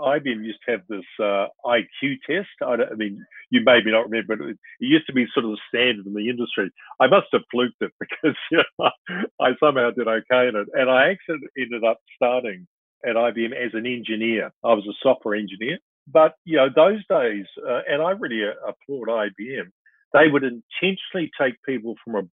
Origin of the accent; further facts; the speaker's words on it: New Zealand; also born or lived in Perth, Australia / Sydney, Australia / Brisbane, Australia; I was born in Perth. Father worked for AMP, you know, a company of the news at the moment. And then we lived in Sydney, Brisbane. You know, they went back to New Zealand and I, you know, went to school there in Nelson and Otago